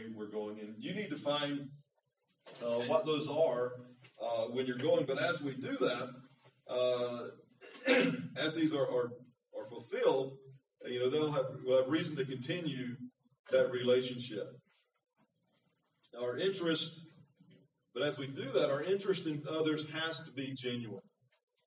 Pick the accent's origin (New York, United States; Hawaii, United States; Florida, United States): Florida, United States; moved away as an adult; also born or lived in Thailand; now in Philippines; I'm from Florida